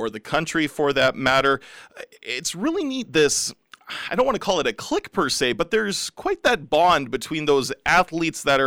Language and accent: English; Regina, Saskatchewan, Canada; I grew up in Regina